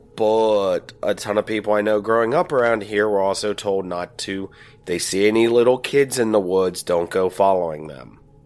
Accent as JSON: {"language": "English", "region": "Virginia", "country": "United States", "said": "I'm from Virginia"}